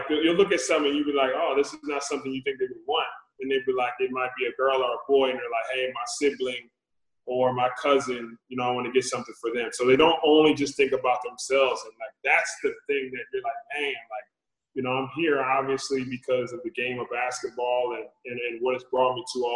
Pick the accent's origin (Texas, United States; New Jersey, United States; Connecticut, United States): New Jersey, United States; moved away as an adult; also born or lived in Sacramento; I'm born and raised in New Jersey, living in this area